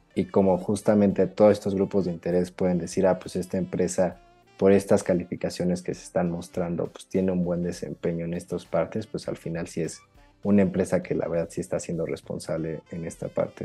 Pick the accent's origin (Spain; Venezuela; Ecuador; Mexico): Mexico